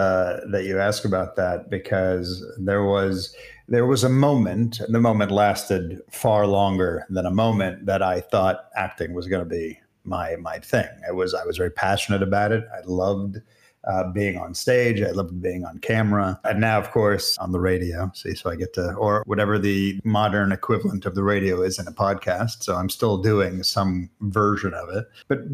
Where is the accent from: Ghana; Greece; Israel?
Israel; also born or lived in United States; Funny thing is, I'm Israeli as well as American. And even in Israel, I have to pronounce at least half of my name.